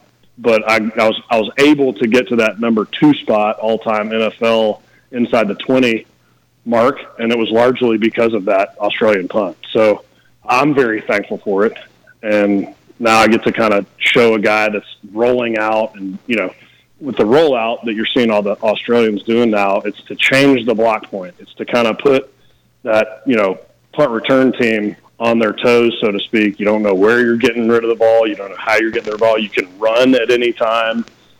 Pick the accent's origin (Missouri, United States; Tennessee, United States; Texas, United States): Tennessee, United States; Knoxville; moved away as an adult; So I'm from, like you guys were saying just a second ago, I'm from Knoxville. So it's fun to be back in Knoxville after being gone for 18 years.